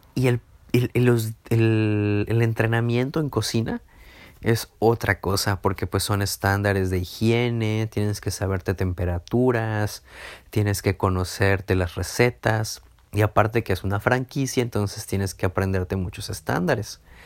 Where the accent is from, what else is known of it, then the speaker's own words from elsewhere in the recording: Villahermosa, Tabasco, Mexico; moved away as an adult; now in Mérida, Mexico; Me regresé a Villahermosa, de donde yo soy